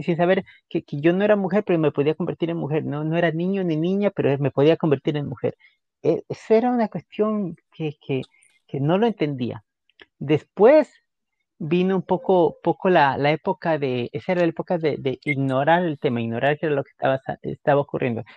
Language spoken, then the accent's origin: Spanish; Guayaquil, Guayas, Ecuador; moved away as an adult; creciendo en Guayaquil en esos tiempos